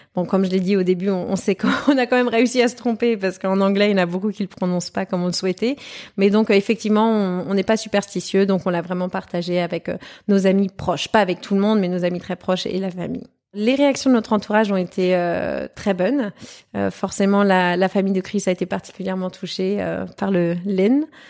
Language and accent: French; Germany; je suis née, j'ai grandi en Allemagne